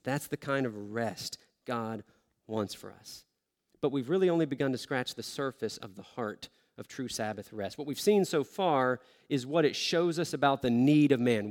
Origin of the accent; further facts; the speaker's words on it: the South, United States; moved away; I grew up in the South